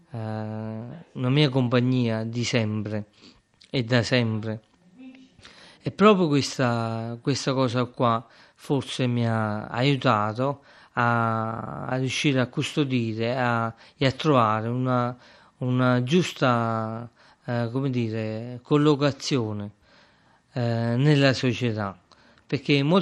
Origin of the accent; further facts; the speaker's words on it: Acerra, Campania, Italy; born there; sono nato ad Acerra il 30 eh, aprile del 1978. Sono nato come si nasceva prima, sono nato in casa, eh, in via Annunziata